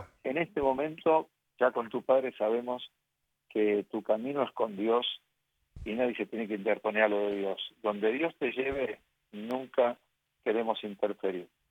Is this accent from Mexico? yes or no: no; Argentina; mi mamá me bautizó, nos bautizó en el santuario de Lourdes de Argentina, de Buenos y yo sigue, siempre seguí siendo ahí